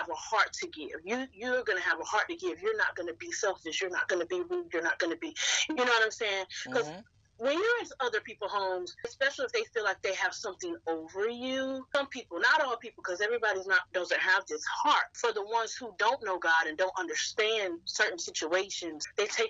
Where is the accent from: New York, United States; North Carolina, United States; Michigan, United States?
North Carolina, United States; moved away as an adult; now in Woodbridge, United States; I am originally from North Carolina, lived in North Carolina all my life up until 2019.